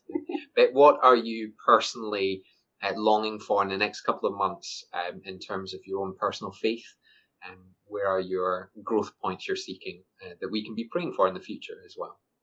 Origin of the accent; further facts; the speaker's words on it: Scotland, United Kingdom; I'm Scottish